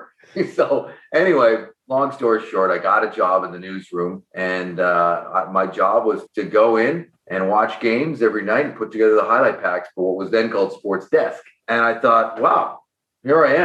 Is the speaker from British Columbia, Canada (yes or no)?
yes; Lower Mainland, British Columbia, Canada; moved away as an adult; also born or lived in Toronto; I grew up in the Lower Mainland in BC, just outside of Vancouver, and went to high school there.